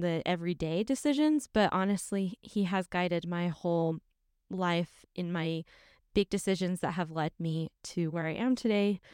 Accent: St. George, Utah, United States; I'm from Saint George

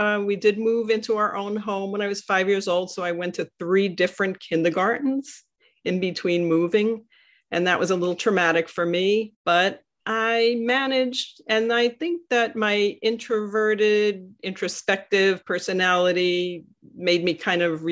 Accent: New York City, New York, United States; I grew up in Sheepshead Bay, Brooklyn

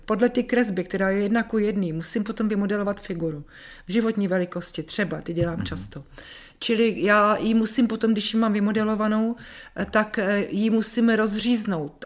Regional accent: Czechia; also born or lived in Zbraslav / Dobrá Voda, Šumava; Já jsem Čech jak poleno.

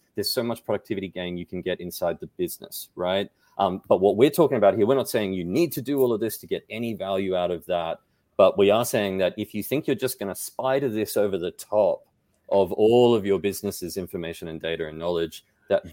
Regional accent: Australia; I'm Australian.

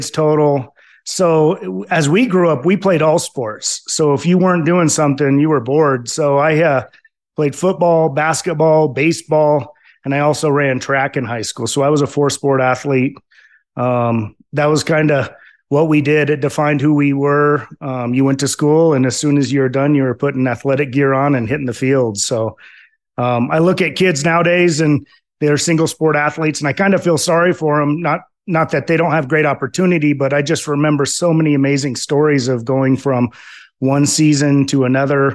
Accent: Roseburg, Oregon, United States; moved away as an adult; now in Colorado, United States; I was born in Roseburg, Oregon, and spent most of my life in Oregon up until I was 30 years old

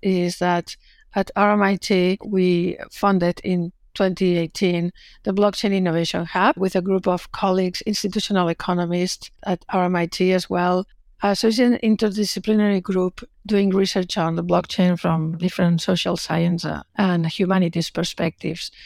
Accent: Barcelona, Catalonia, Spain; moved away as an adult; now in Melbourne, Australia; I'm originally from Barcelona

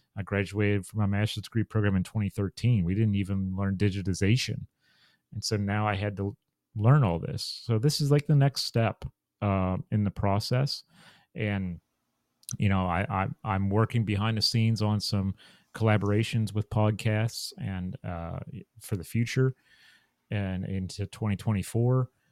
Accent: Chambersburg, Pennsylvania, United States; moved away as an adult; now in Maryland, United States; my hometown of Chambersburg, Pennsylvania

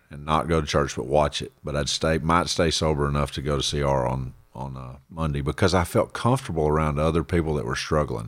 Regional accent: Central Texas, United States; I was born and raised out in Texas, Central

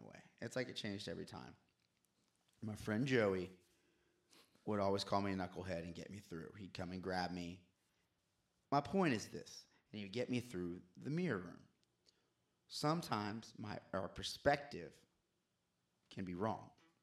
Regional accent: Orlando, Florida, United States; growing up in Orlando

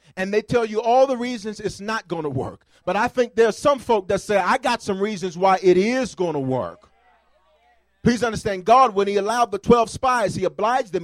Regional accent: the South, United States; I'm from the South

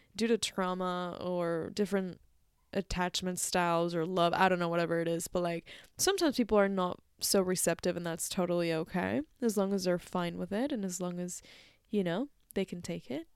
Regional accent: Mexico; moved away; when I was back in my home country in Mexico

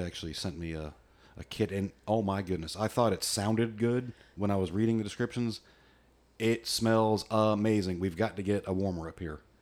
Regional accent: United States; I'm an American redneck

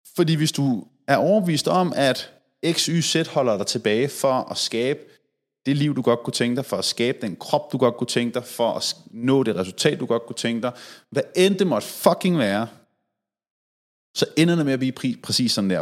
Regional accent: Denmark; her hjemme i Danmark

